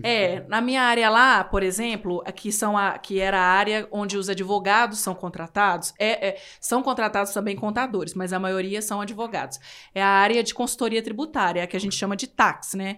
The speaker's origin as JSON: {"language": "Portuguese", "region": "interior of Minas Gerais", "country": "Brazil", "said": "eu sou do interior de Minas e minha cidade tem dezessete mil habitantes"}